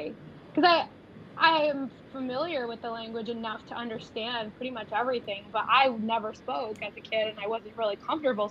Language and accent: English; New York City, New York, United States; I grew up in Staten Island, New York